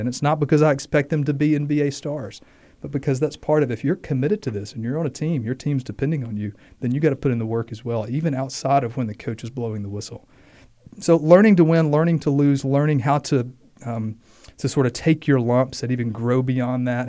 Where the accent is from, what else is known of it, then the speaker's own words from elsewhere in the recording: Mississippi, United States; as a kid, um, growing up in Mississippi